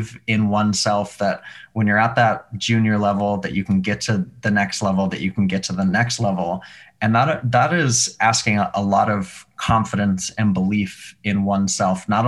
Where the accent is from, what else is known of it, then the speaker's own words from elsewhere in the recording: Montana, United States; moved away as an adult; also born or lived in Seattle; now in New York, United States; I grew up in Montana. I went to college in Seattle. I've been in New York since.